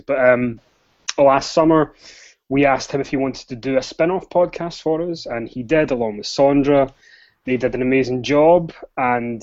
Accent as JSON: {"language": "English", "region": "Scotland", "country": "United Kingdom", "said": "I am Scottish, so bear with me if you can't understand anything that I'm saying"}